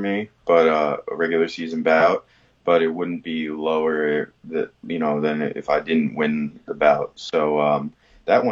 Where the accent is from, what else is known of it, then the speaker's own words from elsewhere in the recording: New York, United States; I'm from New York